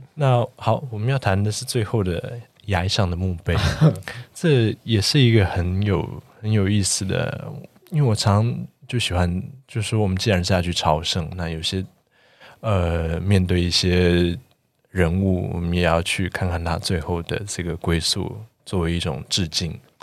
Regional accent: Taiwan; 我们四位来自台湾的建筑人

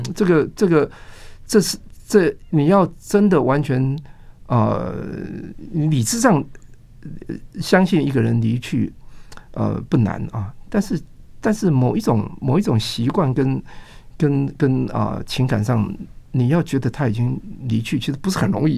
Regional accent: Taiwan; 跟我们台湾人的 相土的，比如说花枝草、芹菜这种

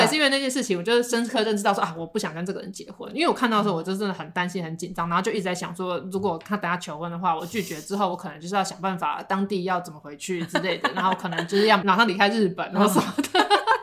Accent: Taiwan; 我们台湾人都会吃田鸡了

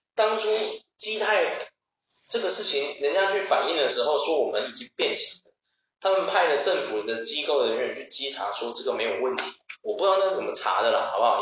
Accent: Taiwan; 我们台湾人

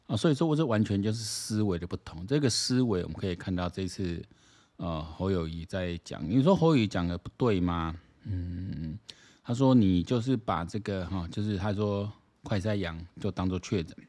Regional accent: Taiwan; 我台湾人还是有一些人蛮奇怪

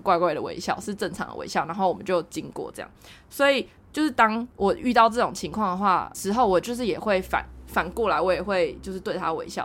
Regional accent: Taiwan; 我台湾人

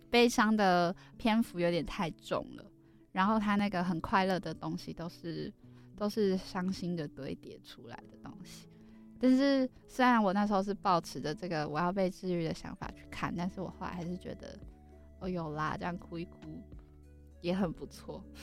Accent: Kaohsiung, Taiwan; moved away; 我是高雄人

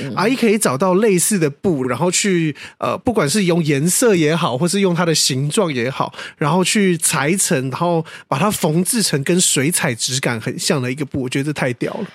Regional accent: Taiwan; 可是台湾就没有这种东西

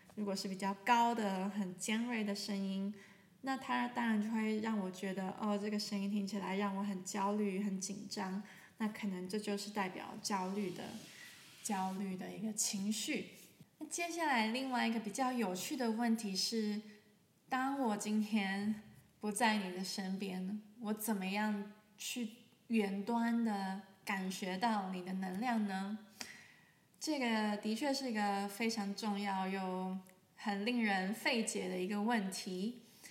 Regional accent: Taiwan; now in Germany; 我是一位声音疗愈师。啊，我现在住在德国，可是我来自台湾

